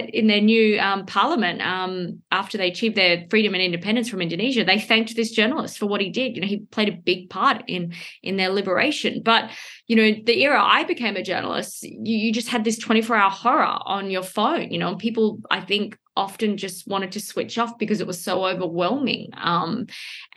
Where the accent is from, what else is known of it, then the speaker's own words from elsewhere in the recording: Perth, Western Australia, Australia; moved away; I grew up in Perth, the most isolated city in the world